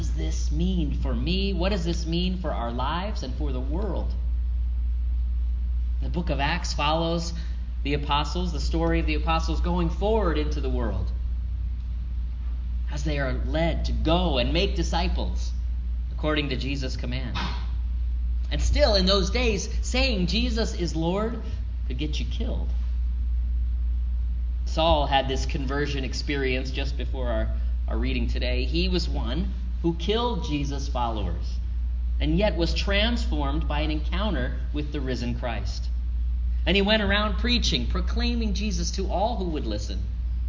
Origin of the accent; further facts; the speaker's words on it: Florida, United States; moved away as an adult; also born or lived in Dubuque, Iowa / the western US; now in Las Vegas, United States; I came from Florida